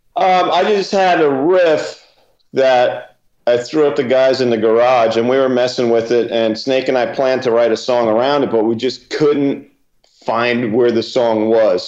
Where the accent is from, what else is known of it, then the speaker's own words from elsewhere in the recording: New Jersey, United States; I'm a kid from Jersey